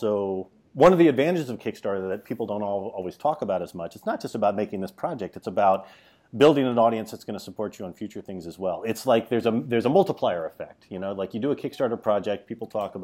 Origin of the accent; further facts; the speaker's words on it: Dallas, Texas, United States; now in New York, United States; I'm from New York, though. Well, I grew up in Dallas, but I've been in New York for 20 years.